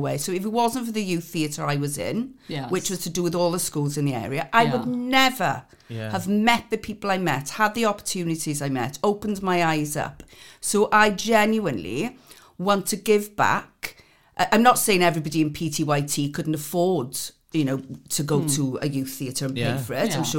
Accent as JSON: {"language": "English", "town": "Swansea", "region": "Wales", "country": "United Kingdom", "tie": "born or raised there", "said": "I come from a very deprived area of Swansea called Blinamice."}